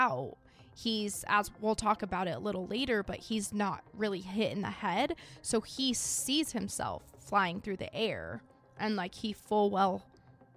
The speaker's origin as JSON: {"language": "English", "region": "Idaho", "country": "United States", "said": "I'm from Idaho."}